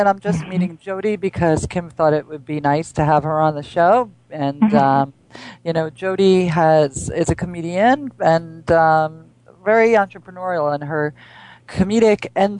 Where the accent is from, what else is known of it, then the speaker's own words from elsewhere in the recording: East Coast, United States; And especially us, because we grew up on the East Coast, and then you would only have a short summer season